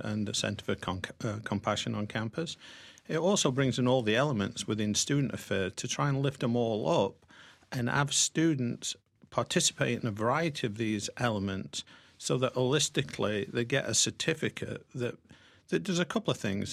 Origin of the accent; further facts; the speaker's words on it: Sherwood Forest, central England, East Midlands, United Kingdom; moved away as an adult; also born or lived in Pennsylvania / Wilmington, Delaware; now in United States; grew up in central part of England in Sherwood Forest